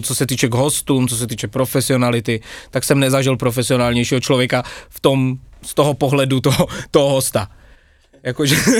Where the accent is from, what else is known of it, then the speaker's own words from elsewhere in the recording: Brno, South Moravian Region, Czechia; moved away as an adult; now in Bratislava, Slovakia; Asi 30 km od Brna z také malé vesničky, ale taková moje domovina je Brno